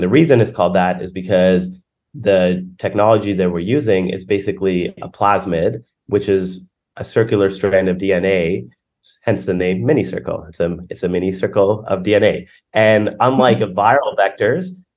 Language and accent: English; Canada; I'm from Canada